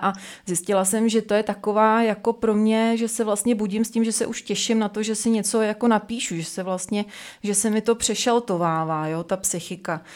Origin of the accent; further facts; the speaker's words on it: Czechia; u nás v Čechách